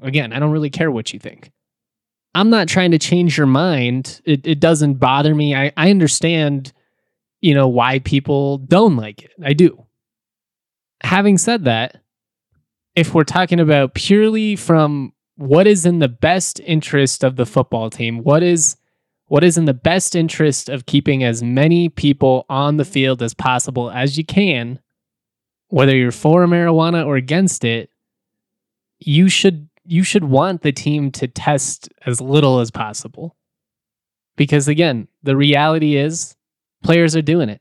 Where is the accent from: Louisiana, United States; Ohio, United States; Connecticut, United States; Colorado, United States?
Colorado, United States; Jefferson County; I am a Colorado native, I grew up in Jefferson County